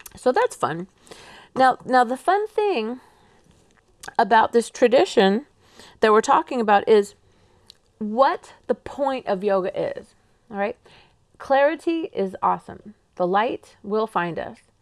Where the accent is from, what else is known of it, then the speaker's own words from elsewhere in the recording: England, United Kingdom; accent: English; now in Pacific Northwest, United States; my English accent